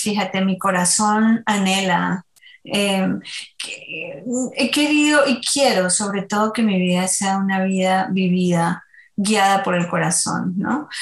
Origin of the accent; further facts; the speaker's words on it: Colombia; Soy colombiana, así que en Colombia bailamos por todo